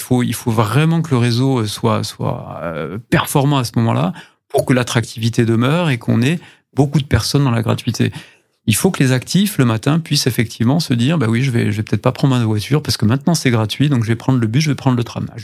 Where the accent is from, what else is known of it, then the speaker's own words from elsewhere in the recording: Saint-Gély-du-Fesc, Occitania, France; Mais globalement sur le sujet que vous évoquez, moi je suis de Saint-Gély-du-Fesque